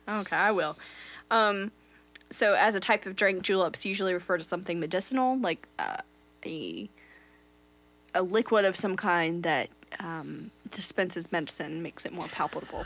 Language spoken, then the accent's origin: English; North Carolina, United States; I am a proud North Carolinian